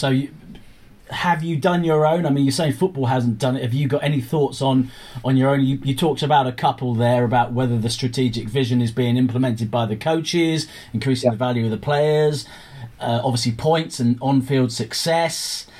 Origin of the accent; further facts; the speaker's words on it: England, United Kingdom; as an Englishman